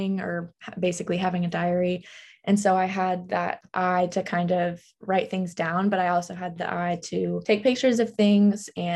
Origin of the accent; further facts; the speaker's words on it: Nashville, Tennessee, United States; moved away as an adult; now in Kentucky, United States; I'm from Nashville, Tennessee.